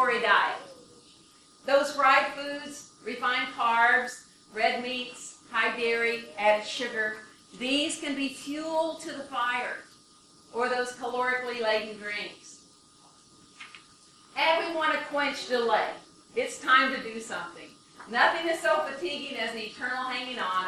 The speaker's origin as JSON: {"language": "English", "region": "Michigan", "country": "United States", "said": "I'm from Michigan"}